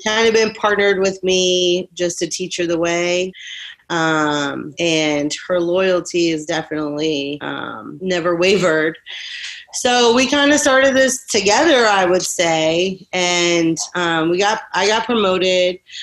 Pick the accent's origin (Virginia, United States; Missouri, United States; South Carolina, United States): Virginia, United States; Rutherglen; also born or lived in Florida; I grew up in Virginia. I was 21 when I moved to Florida